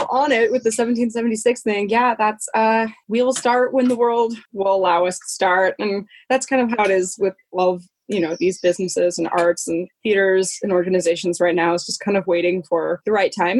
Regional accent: Colorado, United States; moved away; I'm originally from Colorado

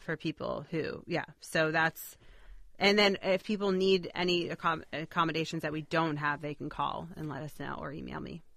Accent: Boston, Massachusetts, United States; I grew up in Boston

